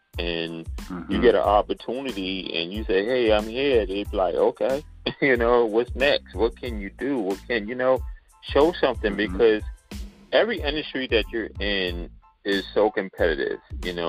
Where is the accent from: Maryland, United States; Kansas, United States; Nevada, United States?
Maryland, United States; Towson; now in New York, United States; You know, I'm from Towson. We more like Gullah and Geechee. Then when I moved to New York in 88, they thought I was from Jamaican descent, or African. They didn't know where I was from.